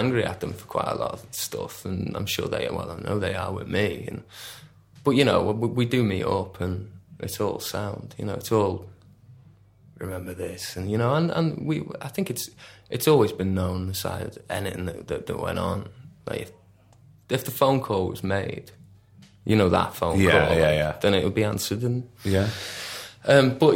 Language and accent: English; West Kirby, North West England, United Kingdom; also born or lived in Warrington / Salford / Ramsbottom; we're not from Liverpool, we're from, like, that really uncool peninsula just beneath.